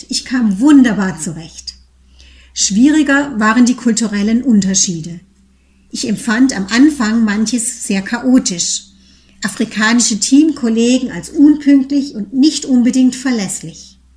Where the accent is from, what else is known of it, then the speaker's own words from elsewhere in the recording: Teningen, Baden-Württemberg, Germany; Ich bin mit meiner jüngeren Schwester in einem behüteten Umfeld in Teningen bei Freiburg aufgewachsen.